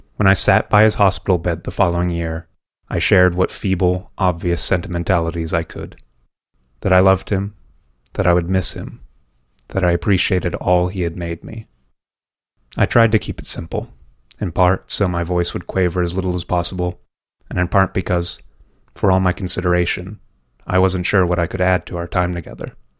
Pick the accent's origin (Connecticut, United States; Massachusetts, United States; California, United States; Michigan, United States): California, United States; moved away as an adult; also born or lived in Oregon; now in New York, United States; when I was growing up in California